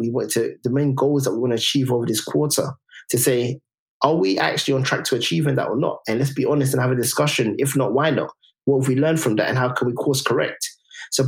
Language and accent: English; London, United Kingdom; we grew up in Tottenham